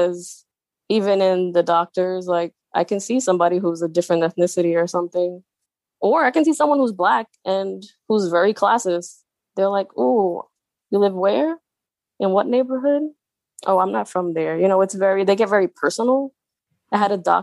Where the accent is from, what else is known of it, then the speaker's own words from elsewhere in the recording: New York City, New York, United States; moved away; also born or lived in North Jersey; I grew up in Staten Island